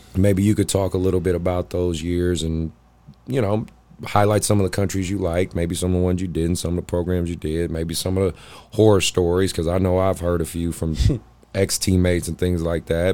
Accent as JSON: {"language": "English", "town": "Oakland", "region": "California", "country": "United States", "tie": "born or raised there", "said": "I grew up in the Bay in Oakland"}